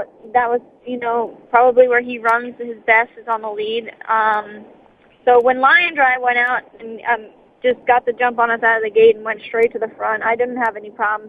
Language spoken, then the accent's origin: English; High Bridge, New Jersey, United States; also born or lived in Mendham, New Jersey / Bedminster, New Jersey; I was born in Mendham when I was born at home, but I grew up in Highbridge, New Jersey, is where, you know, my hometown